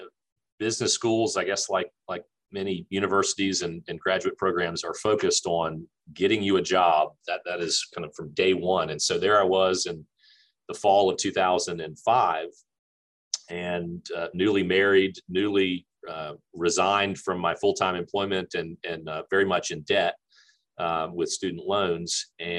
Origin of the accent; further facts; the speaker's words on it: Richmond, Virginia, United States; moved away as an adult; also born or lived in Harrisonburg, Virginia / Charlotte, North Carolina; now in North Carolina, United States; So before moving to North Carolina, I was born and raised in Richmond, Virginia. Lived there my whole childhood.